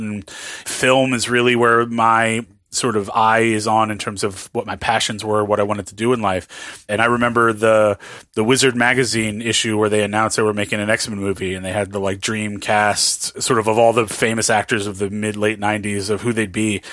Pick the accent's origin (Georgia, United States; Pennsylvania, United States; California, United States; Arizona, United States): California, United States; Southern; also born or lived in New Orleans, Louisiana; I was born in New Orleans, but I was raised in, in Southern California.